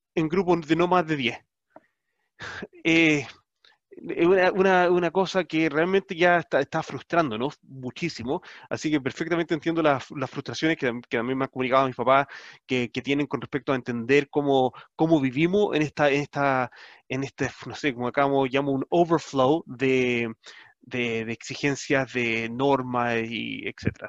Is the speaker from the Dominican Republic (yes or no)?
no; Chile; nuestra identidad como chilenos. Como chilenos somos bastante orgullosos